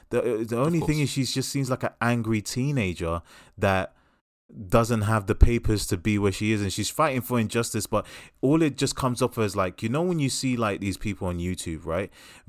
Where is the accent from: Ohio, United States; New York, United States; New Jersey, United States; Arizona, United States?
New York, United States; Brooklyn; like, when I grew up in Brooklyn, we didn't have girls like you.